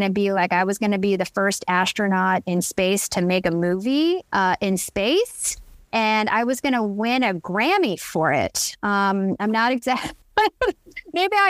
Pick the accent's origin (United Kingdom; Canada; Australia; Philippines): Philippines; And I'm Filipino. And so Filipinos are known for their big parties.